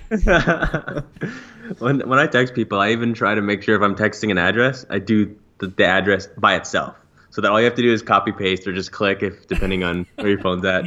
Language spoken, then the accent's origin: English; Calgary, Alberta, Canada; born or raised there